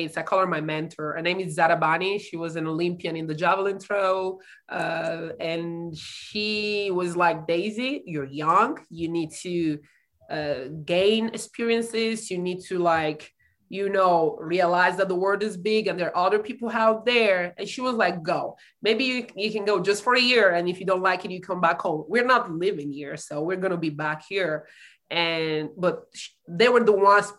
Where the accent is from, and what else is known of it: Italy; moved away as an adult; now in San Angelo, United States